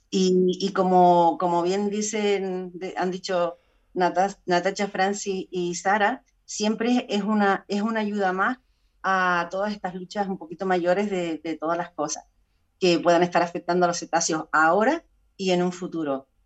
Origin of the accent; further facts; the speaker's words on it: Tenerife, Canary Islands, Spain; soy de Tenerife